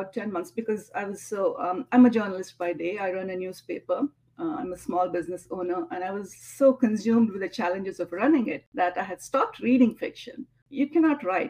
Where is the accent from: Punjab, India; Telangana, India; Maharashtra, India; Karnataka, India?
Karnataka, India; Mangalore; moved away as an adult; now in Atlanta, United States; my hometown, Mangalore, India